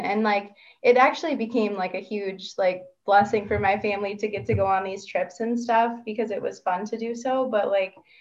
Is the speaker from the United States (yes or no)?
yes; Minnesota, United States; now in Tucson, United States; I'm from Minnesota originally